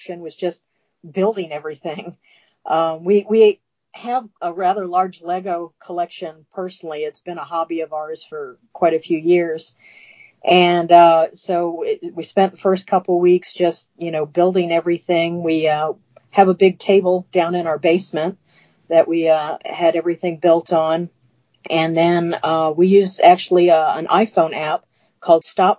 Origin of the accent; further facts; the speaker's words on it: just outside the Washington, D.C. area, Maryland, United States; now in Atlanta, United States; I grew up in Maryland, just outside the Washington, D.C. area